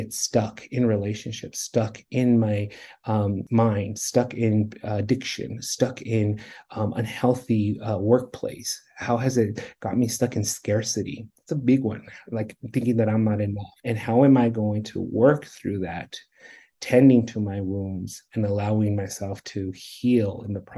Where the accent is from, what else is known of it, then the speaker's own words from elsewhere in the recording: Redlands, California, United States; now in Colorado, United States; In Southern California, in Southern California, Redlands.